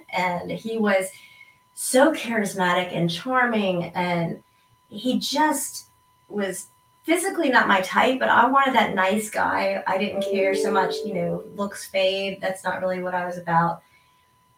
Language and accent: English; East Coast, United States; I am from the East Coast